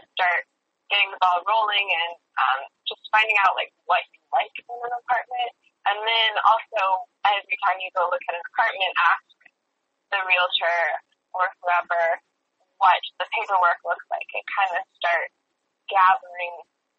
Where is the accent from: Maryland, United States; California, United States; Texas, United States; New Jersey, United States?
Texas, United States; Austin; whenever someone not from Austin hears that I'm from Austin and has visited Austin, we usually have very different opinions on Austin, because I, like, grew up in the suburbs